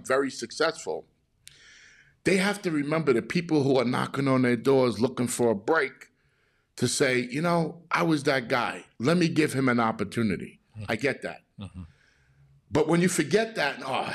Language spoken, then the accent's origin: English; New York City, New York, United States; moved away as an adult; now in California, United States; as a kid in Brooklyn, New York, when I was coming up and started my journey from Brooklyn, I left New York to come to California